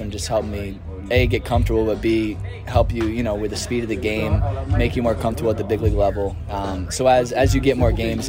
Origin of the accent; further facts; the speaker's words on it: East Coast, United States; moved away as an adult; also born or lived in Arizona; now in California, United States; So I'm from the East Coast